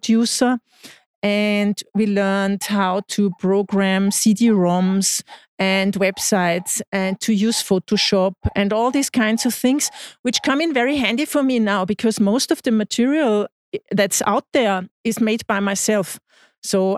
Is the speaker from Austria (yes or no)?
yes; Eastern Austria, Austria; also born or lived in Vienna; So I'm in from the eastern part of Austria. I was born 60 kilometers away from Vienna in a small town with 50,000 inhabitants.